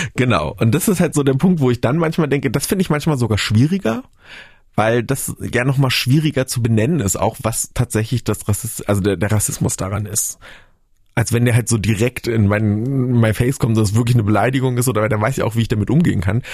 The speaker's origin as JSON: {"language": "German", "region": "Brandenburg", "country": "Germany", "tie": "born or raised there", "also_born_or_lived": "Bavaria", "said": "ich bin in Brandenburg auf dem Land aufgewachsen, aufgewachsen"}